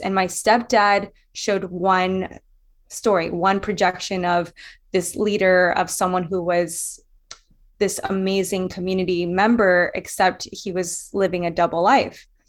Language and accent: English; Louisiana, United States; I was bullied in Louisiana. So I grew up in the South